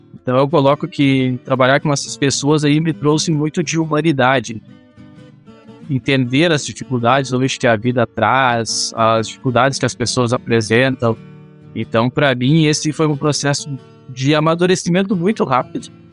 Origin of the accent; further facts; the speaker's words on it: Júlio de Castilhos, Rio Grande do Sul, Brazil; eu sou do Rio Grande do Sul, de uma cidade chamada Júlia de Castilhos, uma cidade do interior aqui com 20 mil habitantes